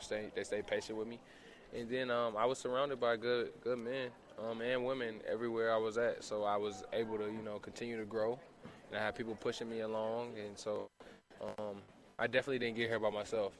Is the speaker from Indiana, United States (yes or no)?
no; Columbia, South Carolina, United States; also born or lived in Charleston, South Carolina / Goose Creek, South Carolina; now in Salt Lake City, United States; I was born in Charleston, grew up in Columbia, South Carolina